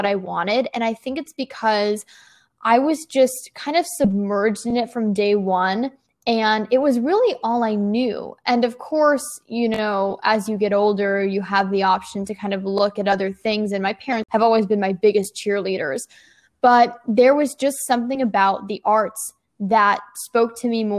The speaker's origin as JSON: {"language": "English", "town": "Nashville", "region": "Tennessee", "country": "United States", "tie": "born or raised there", "moved": "yes", "lives_now": "New York City, United States", "said": "I grew up in both Nashville, Tennessee and New York City"}